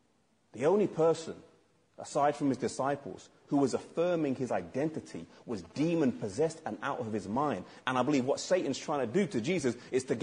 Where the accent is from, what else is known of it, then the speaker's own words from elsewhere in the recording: England, United Kingdom; I'm English because I'm from England.